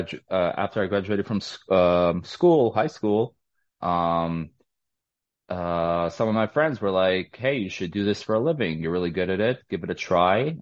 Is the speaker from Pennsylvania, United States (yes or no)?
no; New York City, New York, United States; I was born and raised in Brooklyn, New York.